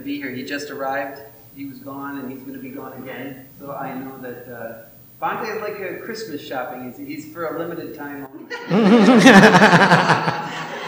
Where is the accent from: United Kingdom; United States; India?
United States; Detroit, Michigan; moved away as an adult; now in Sri Lanka; Originally, I'm from Detroit